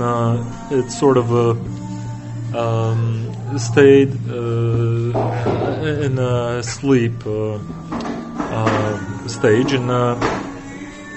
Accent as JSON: {"language": "English", "town": "Niagara Falls", "region": "Ontario", "country": "Canada", "tie": "born or raised there", "moved": "as an adult", "lives_now": "France", "said": "I was born in the Niagara Falls in Canada."}